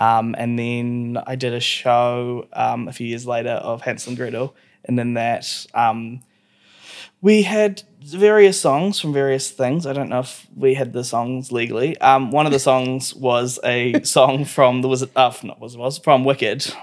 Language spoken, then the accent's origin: English; Christchurch, Canterbury, New Zealand; moved away; also born or lived in Wellington; I was born in Wellington and then moved to Christchurch when I was like two ish